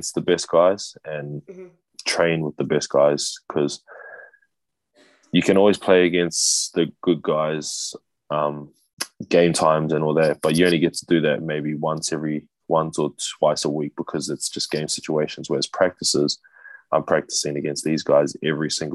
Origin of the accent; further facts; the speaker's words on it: Wellington, New Zealand; also born or lived in Hawaii; my hometown basketball team, the Wellington Saints